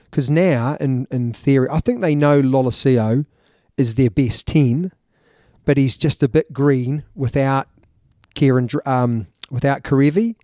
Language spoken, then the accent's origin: English; New Zealand; As a Kiwi